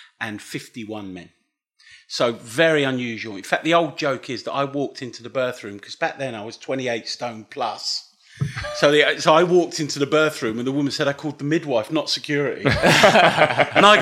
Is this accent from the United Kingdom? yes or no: yes; Dunstable, East of England, United Kingdom; moved away as an adult; now in Leicester, United Kingdom; I'm from Dunstable, near Luton